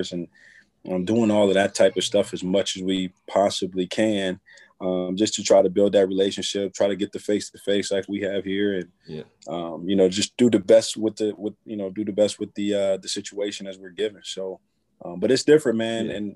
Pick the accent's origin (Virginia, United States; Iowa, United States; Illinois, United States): Virginia, United States; moved away as an adult; now in Ohio, United States; I'm from Virginia